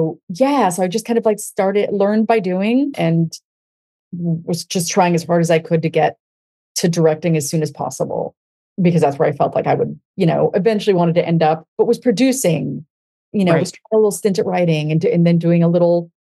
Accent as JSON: {"language": "English", "town": "Denver", "region": "Colorado", "country": "United States", "tie": "born or raised there", "said": "I grew up in Denver, Colorado"}